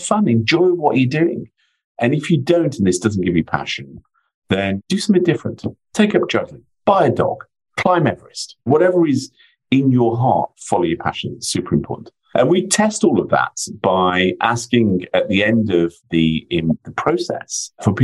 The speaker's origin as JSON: {"language": "English", "area": "near Ironbridge Gorge", "region": "West Midlands", "country": "United Kingdom", "tie": "born or raised there", "said": "I was born and brought up in the Midlands in the UK, a stone's throw away from Ironbridge Gorge"}